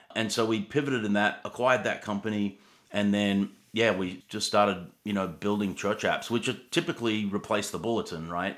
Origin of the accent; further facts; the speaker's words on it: Sydney, New South Wales, Australia; moved away as an adult; also born or lived in Atlanta, Georgia; I was born in Australia actually, and you know, grew up in Sydney surfing